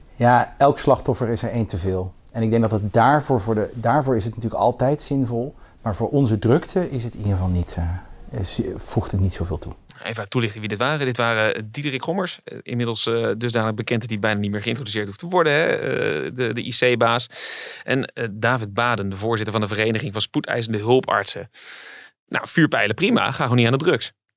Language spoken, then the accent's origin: Dutch; Netherlands; we komen uit Nederland